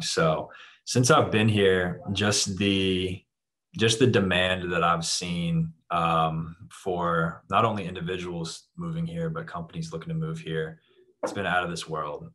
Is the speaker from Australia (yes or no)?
no; Jacksonville, Florida, United States; moved away as an adult; also born or lived in Atlanta, Georgia; now in South Florida, United States; I grew up in the Jacksonville area, North Florida